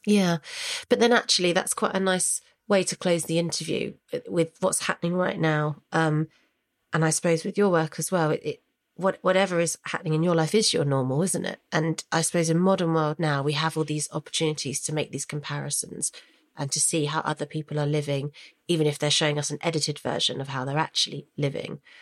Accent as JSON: {"language": "English", "area": "Hampshire", "region": "South East England", "country": "United Kingdom", "moved": "as an adult", "lives_now": "London, United Kingdom", "said": "we're from Hampshire, we're from a rural village. That's why I went back home"}